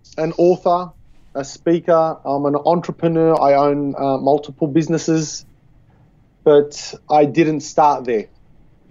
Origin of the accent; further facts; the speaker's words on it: Sydney, New South Wales, Australia; I was born and bred in Australia, in Sydney